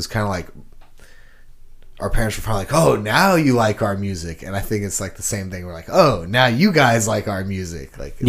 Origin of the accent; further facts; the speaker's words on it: Houston, Texas, United States; I came from Houston, Texas, and we had the Texas country scene